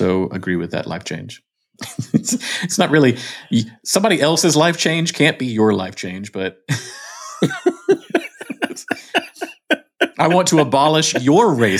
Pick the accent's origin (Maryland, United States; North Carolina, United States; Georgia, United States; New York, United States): Georgia, United States; I am from Georgia